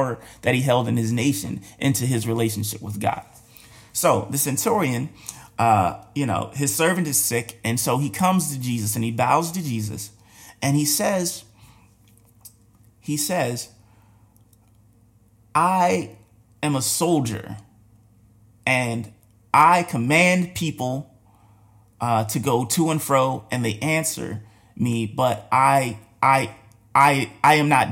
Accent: United States; we're American

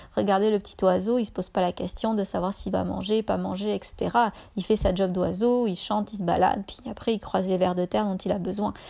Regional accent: France; moved away as an adult; now in Canada

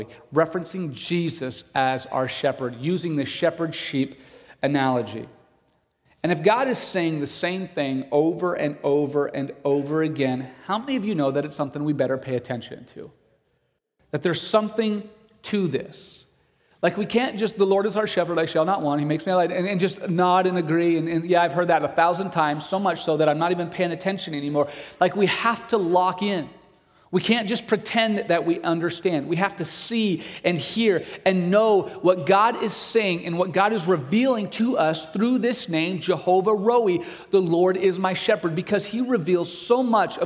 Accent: Broken Bow, Nebraska, United States; I grew up in Broken Bow. I went to high school in Broken Bow

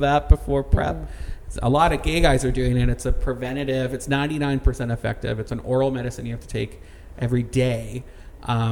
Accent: Canada; now in Orlando, United States; I'm so Canadian

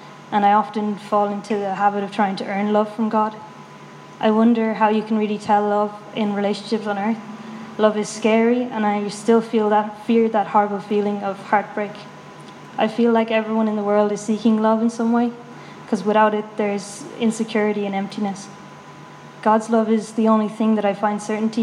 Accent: Galway, Connacht, Ireland; moved away as an adult; now in Dublin, Ireland; I'm originally from Galway, but I've been in Dublin for 1 year

